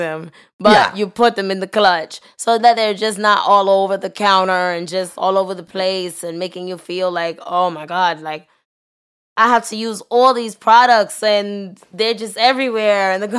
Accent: United States; So I think at least that's what I took from quarantine as an American

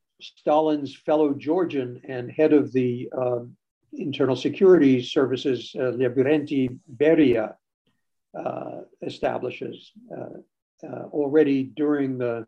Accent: United States; growing up in the United States, I always associated the Second World War with the American contribution

